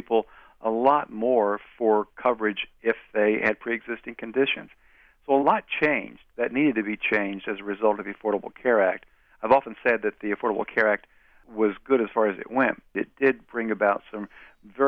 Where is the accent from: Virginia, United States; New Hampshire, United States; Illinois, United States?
Virginia, United States; Wise County; moved away; my hometown newspaper